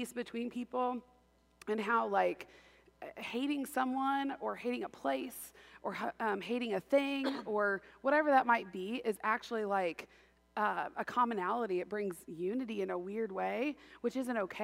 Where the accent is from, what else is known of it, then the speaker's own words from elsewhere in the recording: Indiana, United States; I grew up in Indiana